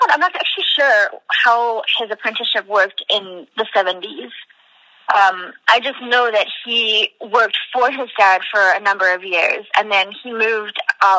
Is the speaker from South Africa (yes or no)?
yes; South Africa; now in Canada; because we're from South Africa.